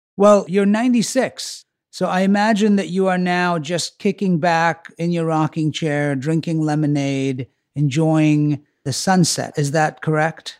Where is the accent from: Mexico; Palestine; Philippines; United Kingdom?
United Kingdom; England; moved away as an adult; now in United States; I grew up in England, so we didn't watch All in the Family the way that we watched Happy Days